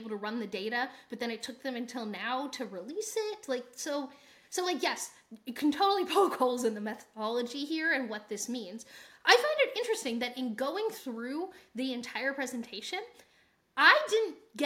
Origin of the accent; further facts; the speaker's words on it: United States; we're from the United States and that's our viewpoint